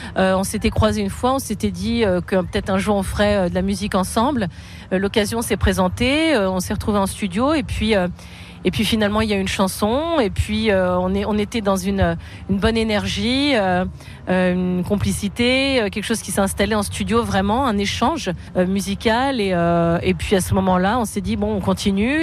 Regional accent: Brittany, France; ma Bretagne, là où je suis née

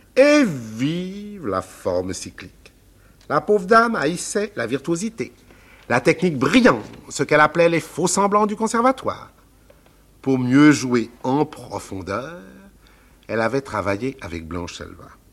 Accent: Paris, Île-de-France, France; also born or lived in Nogent-sur-Marne; en continuant vers l'est de Paris, il y a aussi ma campagne, le cher Nogent-sur-Marne où j'ai passé toute mon enfance

